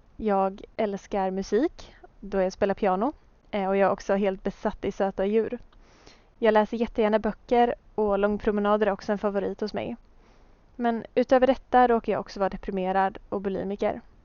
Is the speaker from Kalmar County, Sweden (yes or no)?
yes; Hultsfred, Kalmar County, Sweden; moved away as an adult; now in Gothenburg, Sweden; Jag föddes alltså år 1997 i Småland där jag växte upp med min familj